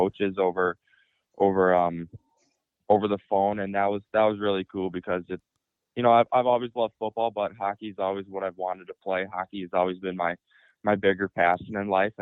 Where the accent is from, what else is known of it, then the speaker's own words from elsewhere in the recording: Lakeville, Minnesota, United States; going through the youth program here in Lakeville